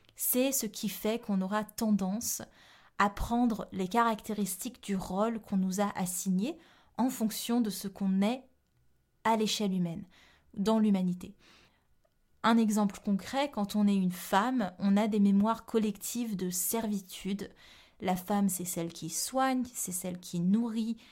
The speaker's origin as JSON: {"language": "French", "country": "Réunion", "said": "Je viens de la Réunion"}